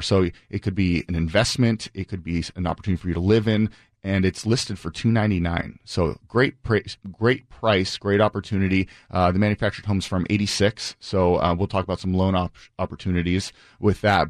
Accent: Bainbridge Island, Washington, United States; I grew up on Bainbridge

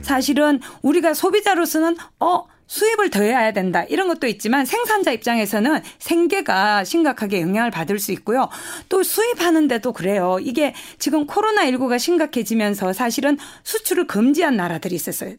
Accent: North Gyeongsang, South Korea; accent: Gyeongsang dialect; moved away; 제가 말투가 지금 경상도 어, 사투리를 좀 쓸 텐데요.

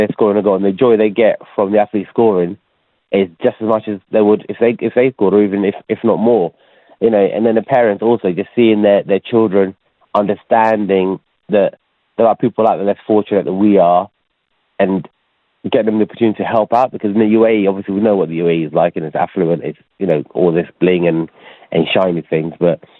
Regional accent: Ghana; moved away; I was born in Ghana

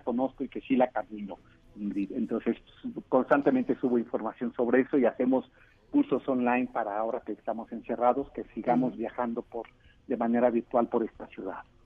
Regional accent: Mexico City, Mexico; los que somos de la Ciudad de México

